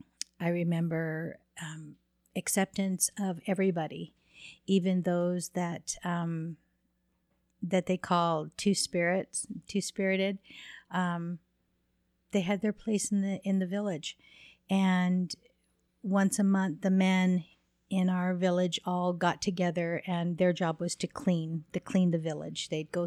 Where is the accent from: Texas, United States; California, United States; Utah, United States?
Utah, United States; Alpine; also born or lived in Laguna Pueblo; I'm from Alpine, Utah.